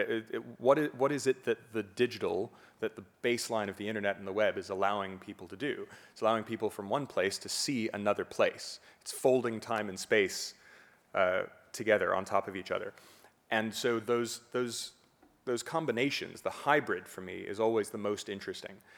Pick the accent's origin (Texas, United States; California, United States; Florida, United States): Florida, United States; Fort Lauderdale; also born or lived in Miami; from my home in Fort Lauderdale, where I, I hadn't really traveled that much, I was born in Miami